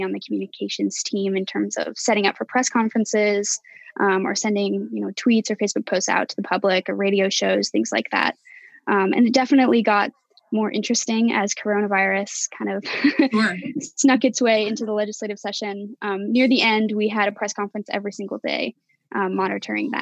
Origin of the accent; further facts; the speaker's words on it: Salt Lake City, Utah, United States; moved away as an adult; now in Washington, United States; I actually stayed in my hometown of Salt Lake City, Utah